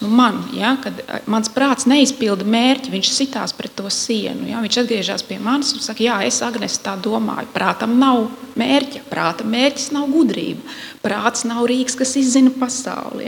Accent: Latvia; Es esmu latviete.

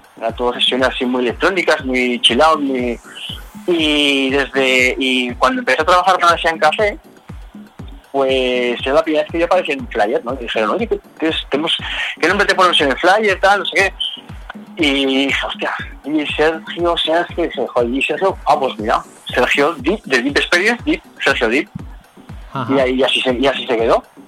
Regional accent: Zaragoza, Aragon, Spain

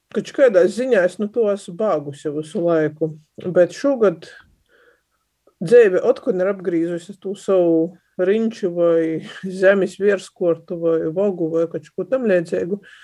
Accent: Latgale, Latvia; accent: Latgalian; first language Latgalian; Sātā mēs runājam latgaļiski par to, ka visiem tā bija vienkāršāk, visi runā latgaļiski, līdz ar to te ir mana, nu kā, pirmo vai otro vai vienīgo dzimto valodai

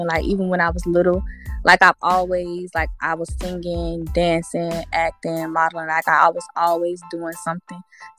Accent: Columbia, South Carolina, United States; I'm from Columbia, South Carolina

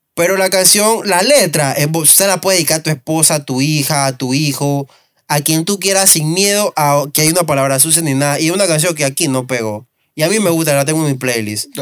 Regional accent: Panama; somos un país caribeño

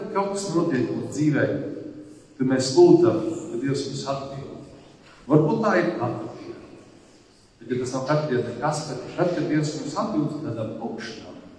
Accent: Latvia; mēs vispirms esam ticīgi, un tad mēs esam latvieši

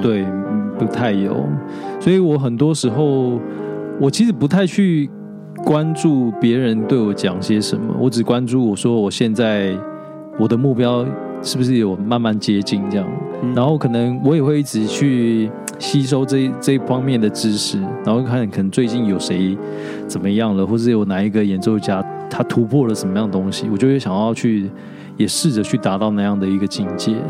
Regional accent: Yilan County, Taiwan; 我是宜兰人，所以是比较乡下的国小

